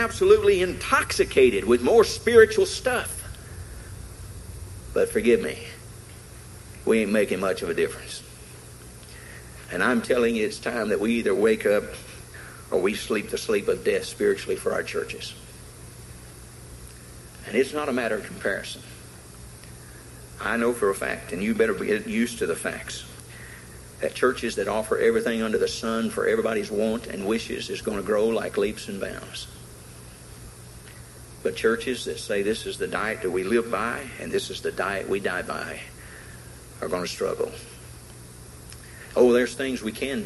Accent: the South, United States; Being a Southerner

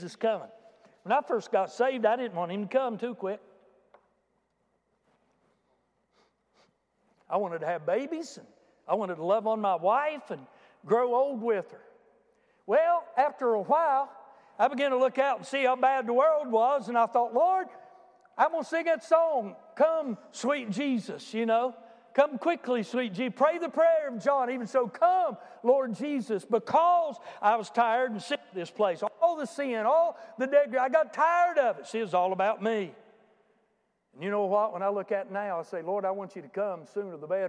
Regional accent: United States; I'm an American.

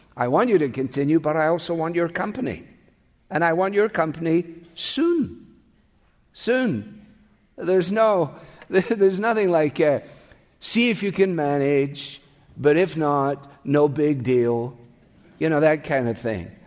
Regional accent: Scotland, United Kingdom; I grew up with them in Scotland

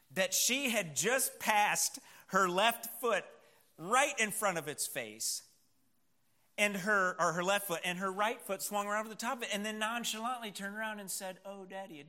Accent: United States; we have as American Christians

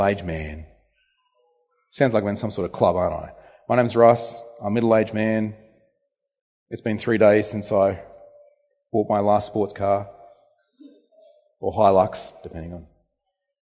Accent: Temora, New South Wales, Australia; now in Bendigo, Australia; My hometown where I grew up, Tamora, New South Wales

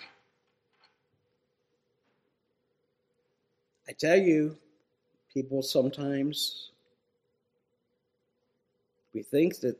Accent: Ohio, United States; where I grew up in Ohio

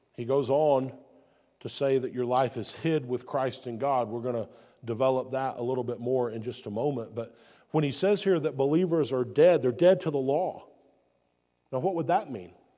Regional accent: Alabama, United States; also born or lived in South Carolina / Georgia; now in North Carolina, United States; I was born in Alabama, deep south, what many would refer to as the Bible Belt of the United States. And my life experience has been in Alabama, South Carolina, and now I live in North Carolina.

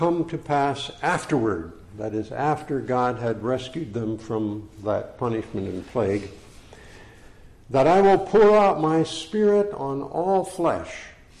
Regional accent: Minnesota, United States; moved away as an adult; also born or lived in Orangeville, Ontario / Ottawa, Ontario; So I'm originally from Minnesota, and we have come back

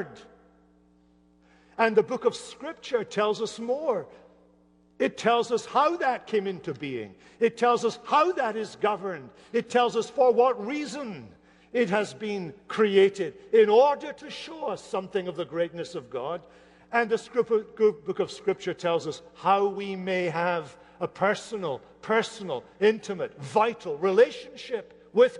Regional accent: Hamilton, Scotland, United Kingdom; moved away; not far from Hamilton, where I grew up in Scotland

